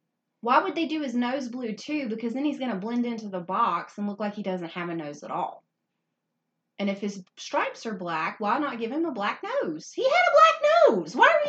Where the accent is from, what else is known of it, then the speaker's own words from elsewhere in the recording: northern Louisiana, United States; We're from Louisiana, but not the part of Louisiana where it's full of culture and we sound like lips, like honey's dripping from our lips. No, we're from the part of Louisiana that's like the northern part